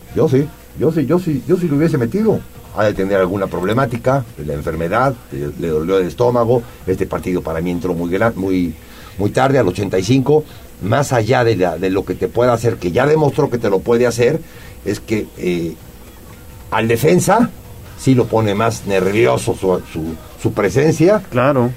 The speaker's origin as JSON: {"language": "Spanish", "region": "Puebla", "country": "Mexico", "said": "los poblanos somos poblanos y así vamos a seguir siendo"}